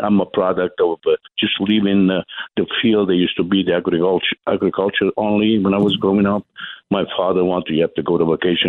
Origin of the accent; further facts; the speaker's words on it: Italy; English is a second language; now in United States; When I came from Italy, I went to women in school to pick up, and that's what made me pick up English